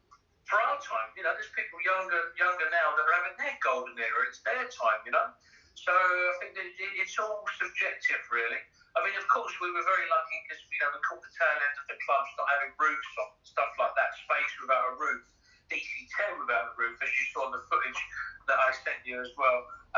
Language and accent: English; Ibiza, Balearic Islands, Spain; also born or lived in London / Dubai / Barcelona; So I lived back in my hometown, Brian, lived in London, lived in Dubai, lived in Barcelona. So from Barcelona, then Dubai. And then I was like, right, I'm going home. And I knew, home meaning Ibiza